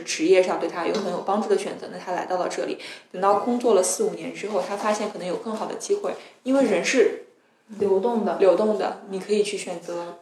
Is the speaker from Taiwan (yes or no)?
no; China; moved away as an adult; now in Sweden; 我是来自大陆的